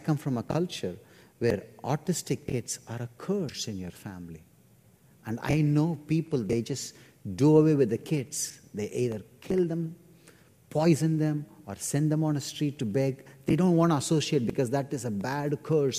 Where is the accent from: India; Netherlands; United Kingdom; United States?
India; my church in India